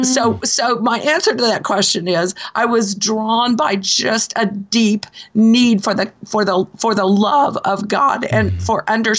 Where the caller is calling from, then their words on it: Marion, Kentucky, United States; I'm calling you from Marion, Kentucky.